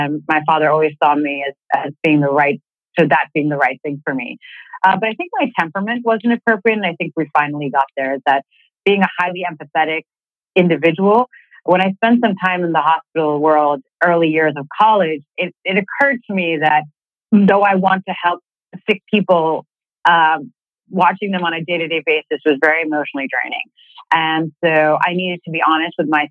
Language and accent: English; Boston, Massachusetts, United States; moved away as an adult; also born or lived in Philadelphia; I was born and raised in Boston